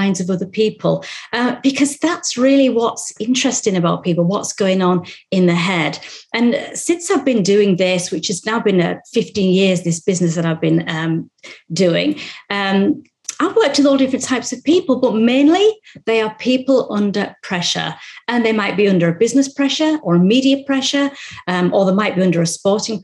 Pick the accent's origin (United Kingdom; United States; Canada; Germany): United Kingdom; Hull, Yorkshire and the Humber; I'm a Yorkshire girl. I've lived in East Yorkshire all my life, proud to be called a Hull girl.